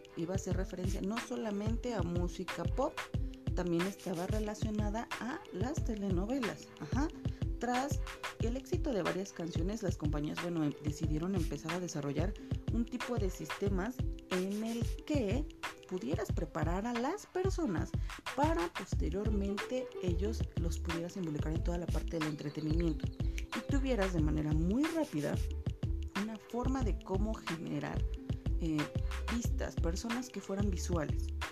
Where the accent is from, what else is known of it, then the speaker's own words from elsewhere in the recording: Mexico; soy mexicana